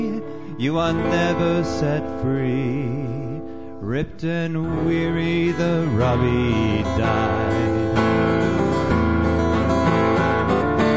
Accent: southwestern Ontario, Canada; my hometown, which is a dusty little town in the middle of nowhere in southwestern Ontario.

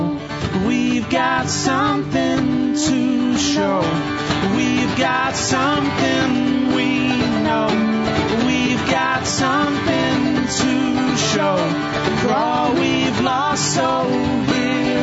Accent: United Kingdom; moved away; I'm British

